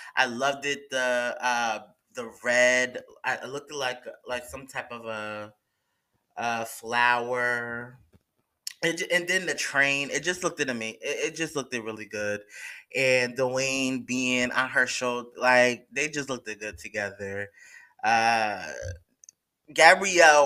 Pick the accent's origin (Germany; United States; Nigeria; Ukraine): United States; New York; I'm from New York, so I get it. I'm not from the city area, but I'm from New York